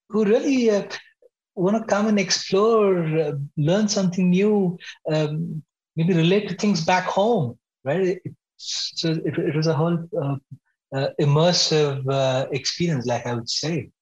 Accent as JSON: {"language": "English", "town": "Bangalore", "region": "Karnataka", "country": "India", "tie": "born or raised there", "also_born_or_lived": "Singapore", "moved": "as an adult", "said": "I grew up in Bangalore, India"}